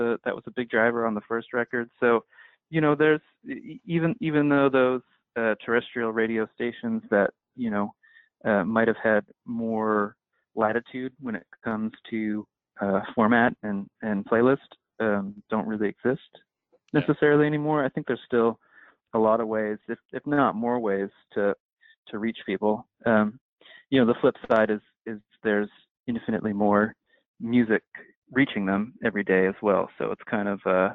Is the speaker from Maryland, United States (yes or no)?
no; New Jersey, United States; I'm from New Jersey